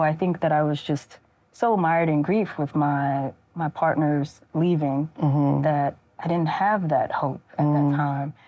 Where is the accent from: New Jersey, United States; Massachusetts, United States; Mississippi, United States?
Mississippi, United States; I made the decision to return home mm-hmm. and to live and work and write at home as an adult